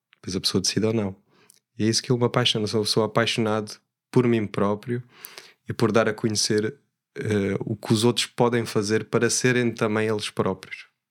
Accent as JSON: {"language": "Portuguese", "region": "Alentejo", "country": "Portugal", "also_born_or_lived": "Switzerland", "said": "gosto de dizer que sou alentejano"}